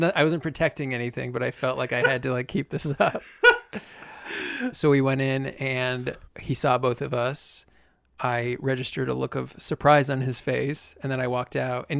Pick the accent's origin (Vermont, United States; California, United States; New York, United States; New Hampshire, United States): Vermont, United States; he knew that I was from Vermont.